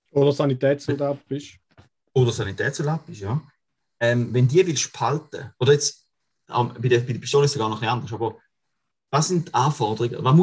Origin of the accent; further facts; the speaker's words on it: Switzerland; Aber wenn man jetzt als äh, Schweizer Mann, der dienstpflichtig ist und Dienst geleistet hat